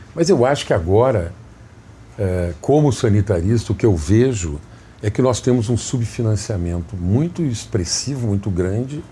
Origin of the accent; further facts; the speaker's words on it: Jaguari, Rio Grande do Sul, Brazil; moved away as an adult; also born or lived in Santa Maria, Rio Grande do Sul; now in Rio de Janeiro, Brazil; Jaguari, que é a minha cidade natal. Santa Maria, eu vim com 14 anos para fazer o segundo grau